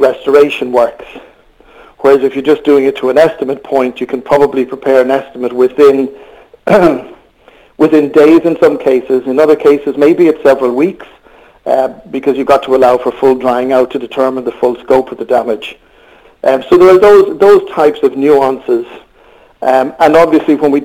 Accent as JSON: {"language": "English", "country": "Ireland", "also_born_or_lived": "Australia / United Kingdom", "accent": "Irish", "moved": "as an adult", "said": "I'm not able to disguise the accent, so I am Irish, as most people will gather very quickly."}